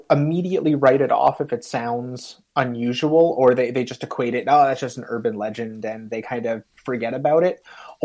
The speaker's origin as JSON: {"language": "English", "town": "Wynantskill", "region": "New York", "country": "United States", "tie": "born or raised there", "moved": "yes", "lives_now": "Massachusetts, United States", "said": "I grew up in upstate New York. I now live in Massachusetts."}